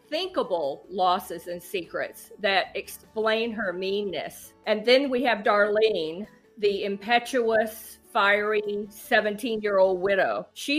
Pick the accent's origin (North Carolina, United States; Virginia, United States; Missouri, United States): North Carolina, United States; Asheboro; now in Cincinnati, United States; I am a North Carolina native. I grew up in Asheboro, North Carolina.